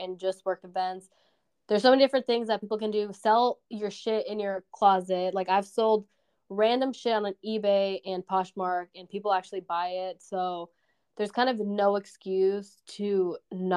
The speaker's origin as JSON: {"language": "English", "country": "Colombia", "moved": "yes", "lives_now": "United States", "said": "I'm from Colombia."}